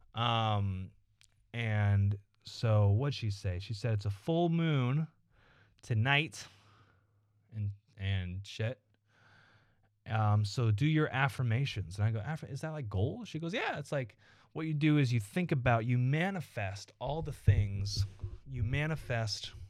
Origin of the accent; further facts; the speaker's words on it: Evansville, Indiana, United States; also born or lived in Iowa City, Iowa; we grew up in Evansville, Indiana, and Iowa City, Iowa